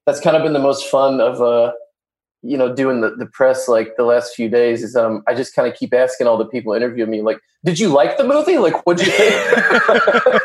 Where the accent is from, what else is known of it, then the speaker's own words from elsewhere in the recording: Arkansas, United States; I'm from Arkansas